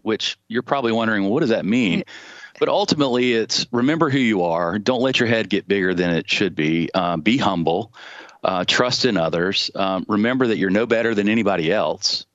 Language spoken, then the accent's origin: English; Charleston, South Carolina, United States; I was born in Charleston. Uh, had a great childhood. I grew up on James Island